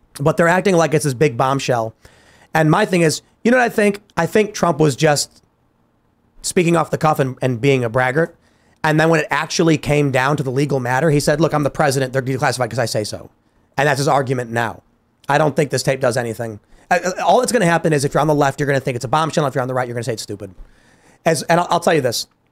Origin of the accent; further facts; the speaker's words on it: Chicago, Illinois, United States; moved away; I'm from Chicago.